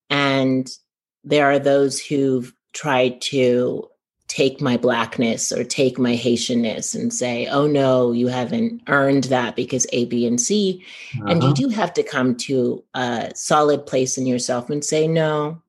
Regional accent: Northern California, United States; Actually, I grew up in Northern California

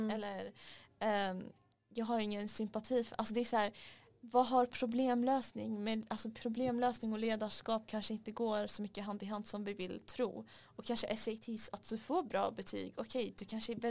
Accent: Stockholm, Stockholm County, Sweden; Kolla jag, jag är från, från Alvik.

